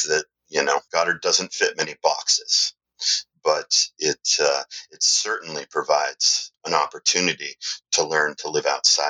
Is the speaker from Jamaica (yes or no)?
no; Canada; I was going to mention I'm Canadian. {S0} Okay. {S1} So half Canadian.